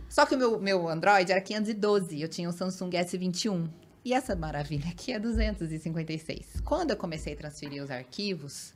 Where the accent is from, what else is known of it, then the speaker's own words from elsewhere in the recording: Paulínia, São Paulo, Brazil; eu sou de Paulínia, região de Campinas